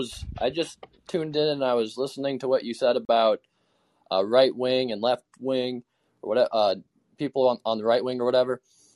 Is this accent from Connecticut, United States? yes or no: no; Alaska, United States; also born or lived in Idaho; especially where I'm from Alaska and Idaho. And so in Alaska, most people are independent